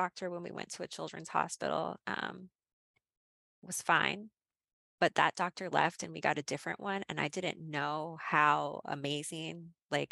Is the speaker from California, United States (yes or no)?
no; Athens, Ohio, United States; moved away; I grew up in Athens, Ohio. I went to Athens High School